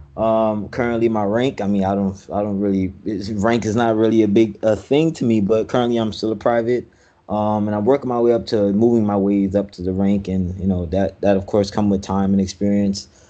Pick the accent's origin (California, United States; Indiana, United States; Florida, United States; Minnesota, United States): Florida, United States; Miami; I was raised in Miami, Florida.